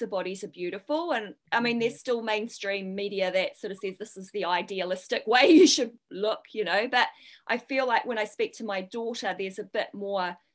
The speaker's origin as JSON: {"language": "English", "country": "New Zealand", "tie": "born or raised there", "said": "when I was growing up in New Zealand"}